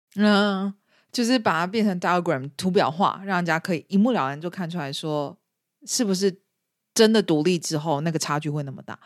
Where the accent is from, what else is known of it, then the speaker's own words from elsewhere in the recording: Taiwan; now in Scotland, United Kingdom; 我们台湾人最不希望